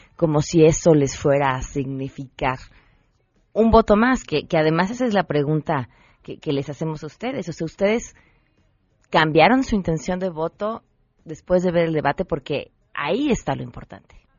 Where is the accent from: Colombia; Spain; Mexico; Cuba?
Mexico; como mexicanos